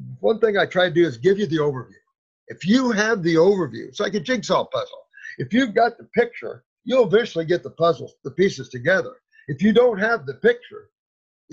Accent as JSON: {"language": "English", "region": "Indiana", "country": "United States", "also_born_or_lived": "Florida", "moved": "as an adult", "said": "I moved from Indiana to Florida when I was like 19"}